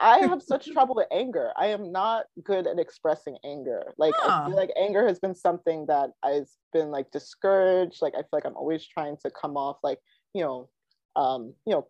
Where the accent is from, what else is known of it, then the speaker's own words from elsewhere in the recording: Ghana; I'm Ghanaian